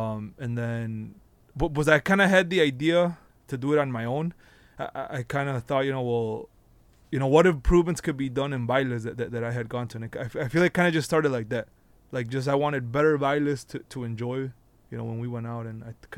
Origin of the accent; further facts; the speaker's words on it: Chicago, Illinois, United States; from Plebada, Chicago.